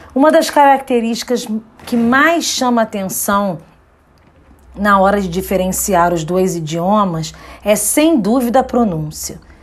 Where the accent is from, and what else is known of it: Brazil